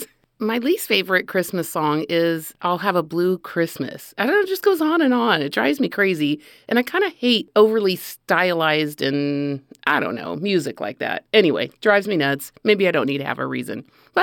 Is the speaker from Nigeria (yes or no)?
no; Spain; But a fun one for me is an old, old memory that I have growing up in Spain and wanting desperately to kiss this British boy that lived down the hall.